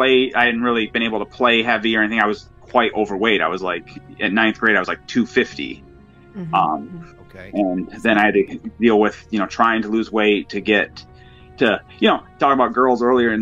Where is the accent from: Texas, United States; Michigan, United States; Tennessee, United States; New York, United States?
Michigan, United States; I'm from Michigan.